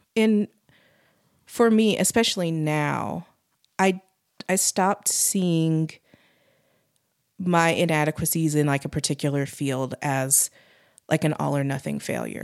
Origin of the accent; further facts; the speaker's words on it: Utah, United States; also born or lived in Pittsburgh; growing up in Utah